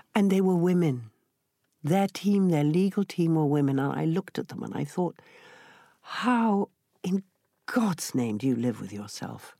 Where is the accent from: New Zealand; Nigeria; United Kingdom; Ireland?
United Kingdom; Yorkshire and the Humber; accent: Yorkshire; I came from Yorkshire, so he gave me an opportunity to do my Yorkshire accent